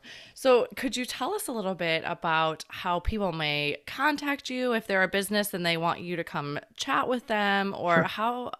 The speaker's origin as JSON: {"language": "English", "town": "Flat", "region": "Illinois", "country": "United States", "tie": "born or raised there", "said": "which growing up in Flat, Illinois was not a..."}